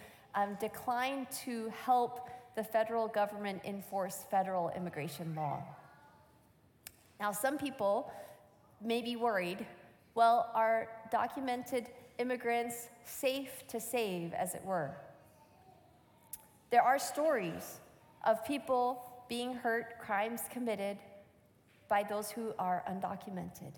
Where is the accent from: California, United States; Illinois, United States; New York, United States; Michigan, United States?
Michigan, United States; I grew up in Michigan, and this was my home church